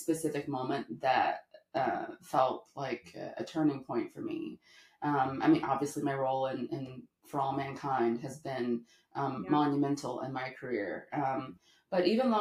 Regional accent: the South, United States; I'm from the South

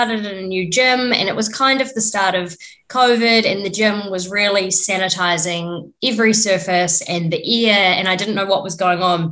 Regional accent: New Zealand; I'm from New Zealand, lived here my whole life.

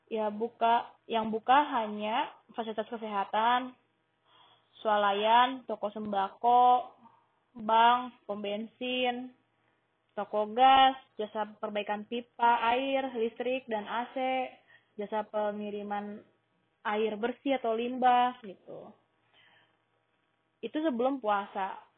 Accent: Riyadh, Riyadh Province, Saudi Arabia; now in Jeddah, Saudi Arabia; Gue dari lahir tinggal di Riyadh, Saudi Arabia. Tapi hmm, 5 tahun terakhir gue tinggal di Jeddah karena gue mengajar di sekolah Indonesia Jeddah

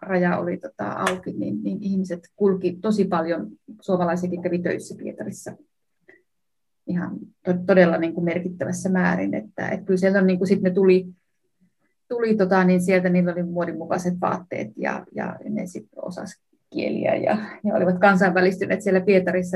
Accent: Savonlinna, South Savo, Finland; mä itse Savonlinnasta kotoisin

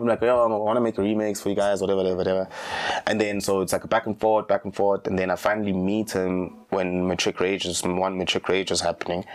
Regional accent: Empangeni, KwaZulu-Natal, South Africa; I'm from Mbangeni

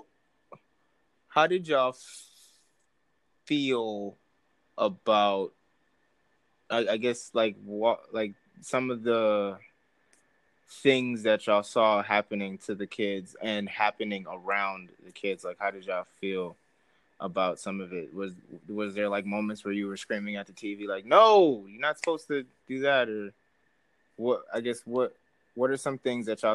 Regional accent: New York City, New York, United States; as a kid growing up in New York

